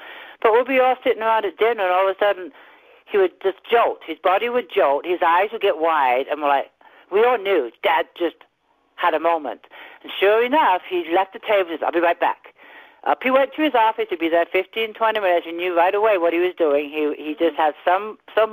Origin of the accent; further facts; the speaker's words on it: England, United Kingdom; accent: slight accent; also born or lived in California, United States; now in Frazier Park, United States; I'm originally from England. I do have a slight accent